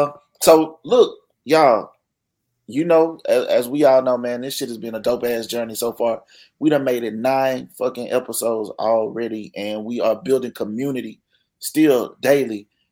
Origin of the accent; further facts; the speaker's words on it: Mississippi, United States; I'm from Mississippi, my nigga.